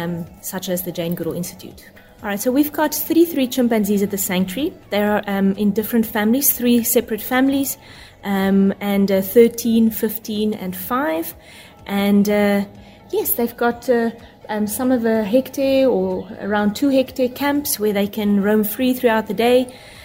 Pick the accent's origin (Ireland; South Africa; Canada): South Africa; Nelspruit, Mpumalanga; I'm the operations manager here at Chimp Eden, or the Jane Goodall Institute South Africa. And I'm here local from Nelspruit and from South Africa.